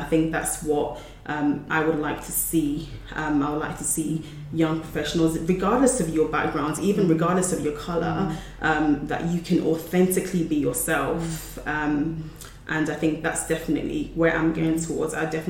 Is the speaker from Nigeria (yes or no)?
yes; Nigeria; as a Nigerian, you'd be like, oh, sorry. But, you know, but it's like, it in the British culture, that's not the case.